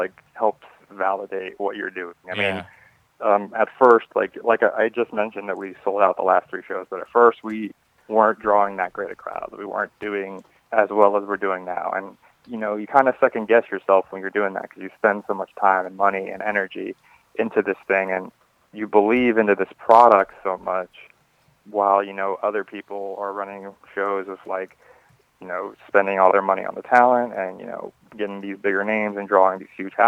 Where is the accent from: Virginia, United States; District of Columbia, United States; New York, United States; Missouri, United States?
Virginia, United States; Fairfax County; I've actually been born and raised in Fairfax County, Virginia, pretty much my entire life.